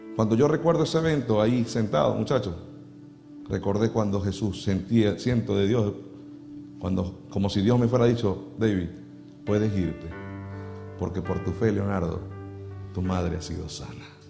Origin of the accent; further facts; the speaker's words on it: Venezuela; en mi país, en Venezuela